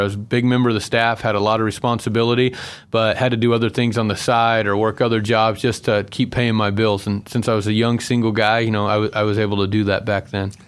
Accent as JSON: {"language": "English", "town": "Buckeye", "region": "Arizona", "country": "United States", "also_born_or_lived": "Salina, Kansas", "moved": "as an adult", "lives_now": "Boise, United States", "said": "I'm originally from Buckeye, Arizona"}